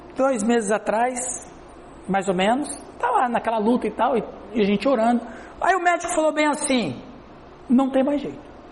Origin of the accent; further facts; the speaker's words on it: Brazil; Pra nós do Brasil, que nós somos do Ocidente